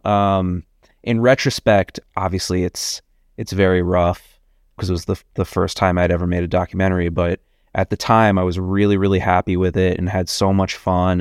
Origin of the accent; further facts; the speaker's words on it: New York, United States; also born or lived in Boston / Los Angeles; I was born and raised in New York. I grew up, uh, right around Union Square.